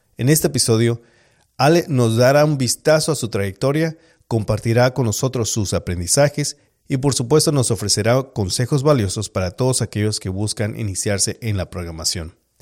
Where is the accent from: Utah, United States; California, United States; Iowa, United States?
California, United States; Los Angeles; also born or lived in Mexico; yo soy de México, aunque crecí en Los Ángeles.